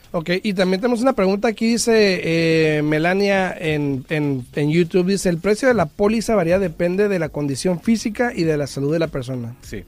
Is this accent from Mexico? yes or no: yes; Mexico; moved away; yo soy mexicano, tú también. En mi cultura, porque yo crecí allá